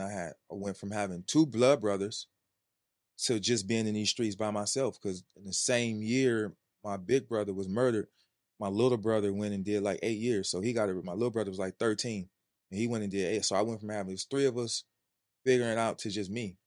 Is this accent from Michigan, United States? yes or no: no; California, United States; I'm from Wise California. Wise California. The projects.